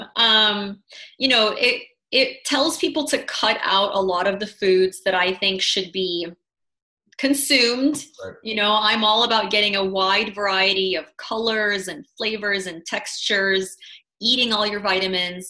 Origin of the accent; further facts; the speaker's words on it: Madison, Wisconsin, United States; I grew up in Wisconsin too